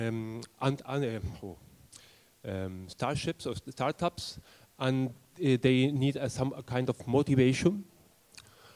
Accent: Argentina; moved away as an adult; now in Germany; from Argentina. Living here for 26 years now.

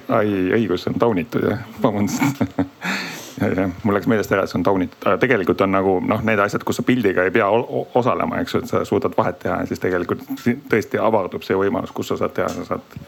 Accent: Tartu, Tartu County, Estonia; ma õnneks olen ise Tartust

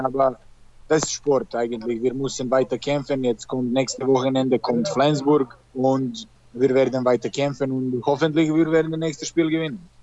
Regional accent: Serbia; German is a second language; moved away as an adult; also born or lived in Germany; now in Belarus; ich komme aus Serbien

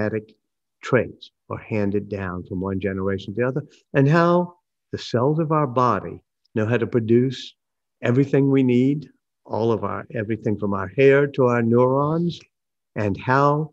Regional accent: New Orleans, Louisiana, United States; I grew up here in New Orleans

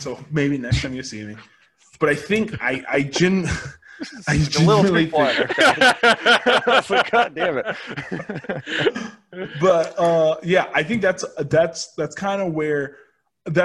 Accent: United States; Yeah, rather. I am an American.

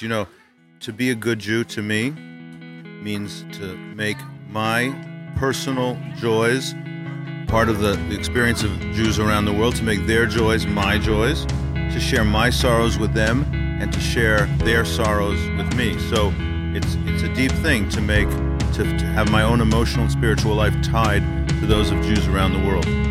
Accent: Louisville, Kentucky, United States; my hometown of Louisville, Kentucky

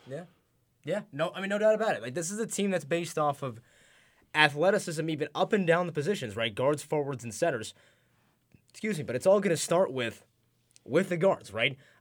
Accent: Rochester, New York, United States; I'm from Rochester

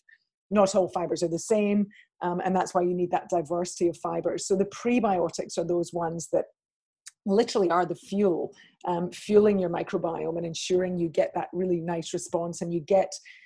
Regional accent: Scot, Scotland, United Kingdom; being a Scot

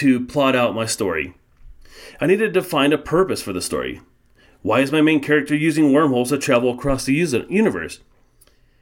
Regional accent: Colorado, United States; I was born and raised in Colorado

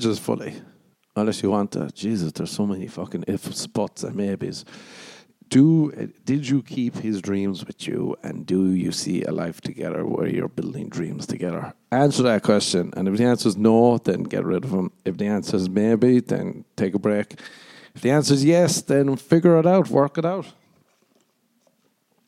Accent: Ireland; moved away as an adult; also born or lived in America; now in United States; I did grow up in Ireland too

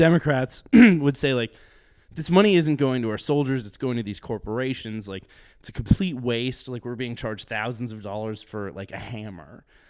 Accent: Sturgis, South Dakota, United States; Sturgis, South Dakota.

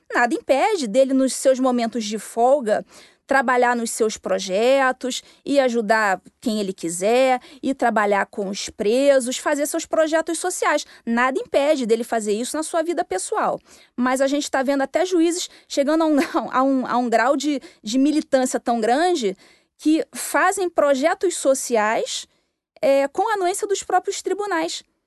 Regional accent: Rio de Janeiro, Brazil; moved away as an adult; also born or lived in Minas Gerais; eu tinha saído do Rio de Janeiro, sou carioca

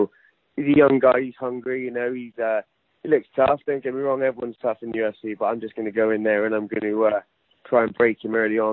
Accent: Bristol, South West England, United Kingdom; back in my hometown in Bristol, obviously where I've done most of my, you know, career

